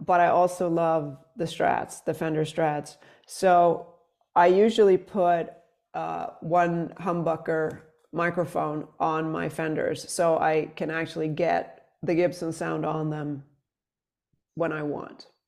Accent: Sweden; moved away as an adult; now in New York, United States; I'm from Sweden originally

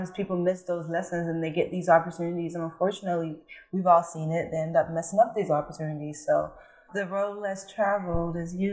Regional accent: Atlanta, Georgia, United States; English is a second language; also born or lived in French-speaking country; So I grew up in a French speaking country, so I speak Fulani, French, and English. Wow. And I grew up in Atlanta

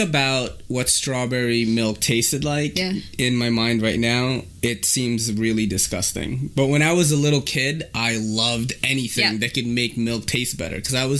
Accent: Philippines; now in United States; didn't have a lot of Americana growing up, and I think that is part of it, right? Because, you know, we immigrated here from the Philippines.

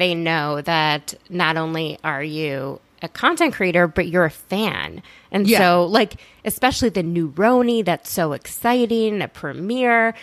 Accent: the North, United States; I'm also like from the North too.

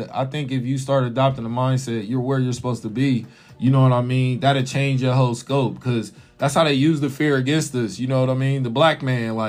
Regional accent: United States; in America by being black

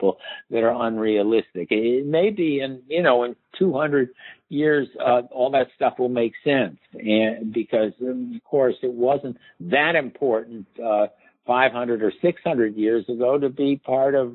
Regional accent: Chicago, Illinois, United States; I'm from Chicago and I root for the Chicago Cubs

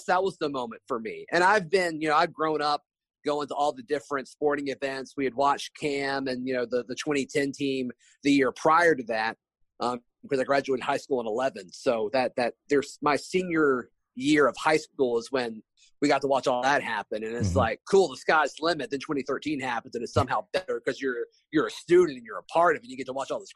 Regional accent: Opelika, Alabama, United States; I grew up in Opelika

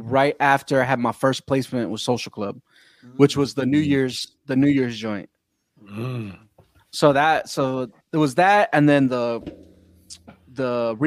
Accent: West Palm Beach, Florida, United States; also born or lived in Gainesville, Florida / Atlanta / California; I was born in West Palm Beach, Florida, South Florida. It's like an hour from Miami

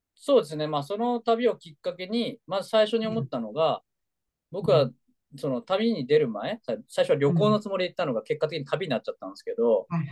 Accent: Japan; moved away; もともと出身が田舎の島

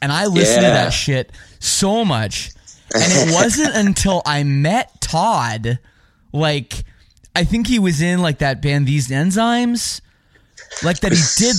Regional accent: Oakville, Ontario, Canada; my hometown of Oakville, Ontario.

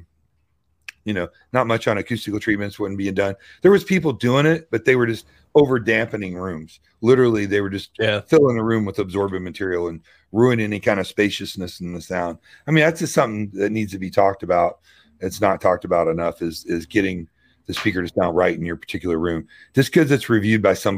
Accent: Louisville, Kentucky, United States; I'm from Louisville

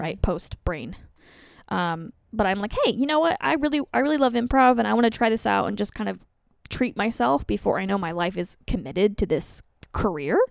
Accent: Colorado, United States; moved away; I'm from Colorado, and I used to be a teacher

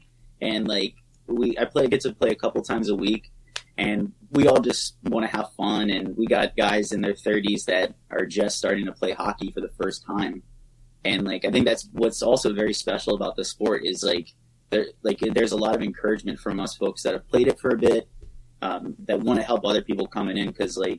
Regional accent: Southern Maryland, United States; now in Orlando, United States; growing up in Southern Maryland

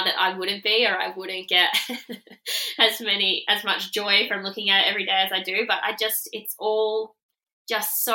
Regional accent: Rockhampton, Queensland, Australia; I'm from Rockhampton

